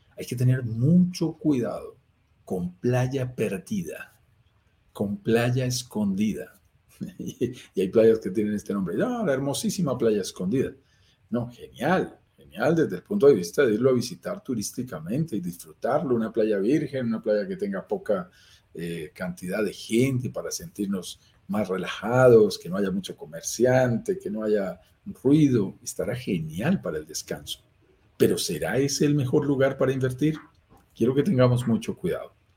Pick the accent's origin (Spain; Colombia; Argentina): Colombia; also born or lived in Bogotá, Colombia; Vivo en Bogotá, Colombia. Lo notarás por mi acento. Soy colombiano